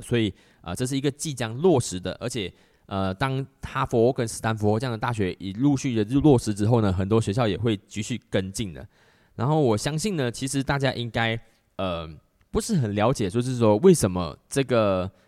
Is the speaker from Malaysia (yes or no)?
yes; Malaysia; 在我们马来西亚这边